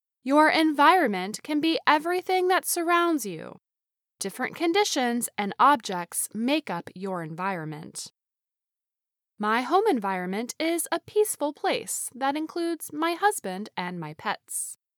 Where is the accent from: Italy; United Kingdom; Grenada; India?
India; English is a second language; Hello, VOA Learning English. … I am from India.